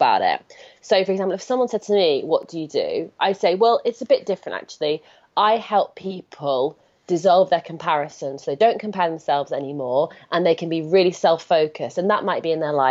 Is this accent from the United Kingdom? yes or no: yes; United Kingdom; I'm British